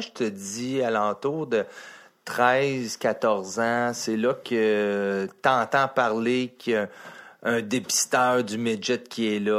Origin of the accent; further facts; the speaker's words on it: Sherbrooke, Quebec, Canada; born there; Moi, j'ai dit, ben, je vais aller à Sherbrooke. C'est là que je suis né à Sherbrooke.